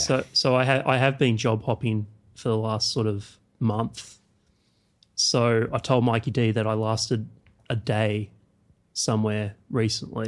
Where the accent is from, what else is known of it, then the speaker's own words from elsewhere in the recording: Canberra, Australian Capital Territory, Australia; I grew up in Canberra